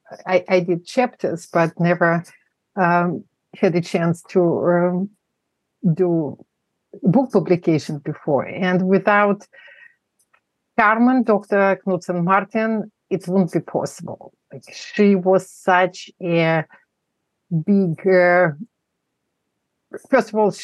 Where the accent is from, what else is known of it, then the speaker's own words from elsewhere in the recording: Moscow, Russia; English is a second language; moved away as an adult; now in United States; I was born in Moscow, in the non-existent country now. It's the former Soviet Union. I grew up there, became an adult. I came to the States as an adult.